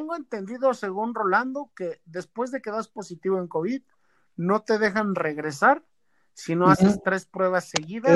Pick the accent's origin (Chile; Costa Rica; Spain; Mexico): Mexico; nosotros como mexicanos